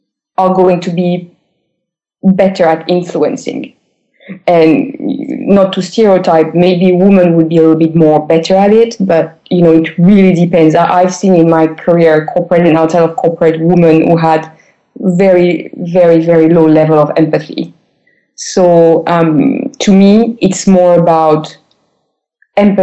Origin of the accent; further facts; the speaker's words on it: France; I've been described most of the time as an American guy in a French female body